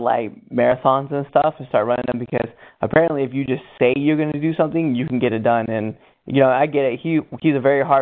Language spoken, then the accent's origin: English; western Nebraska, United States; moved away; we are from Nebraska. Anthony still currently lives there, but we both went to high school over in Bear, so we're on the western side of the state